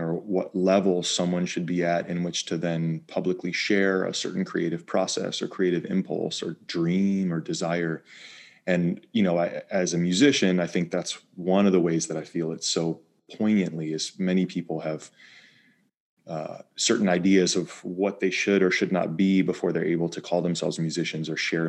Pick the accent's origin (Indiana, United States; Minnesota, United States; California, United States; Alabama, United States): California, United States; Bay Area; moved away; also born or lived in East Coast / Maine; I grew up in California, in the Bay Area, outside of San Francisco.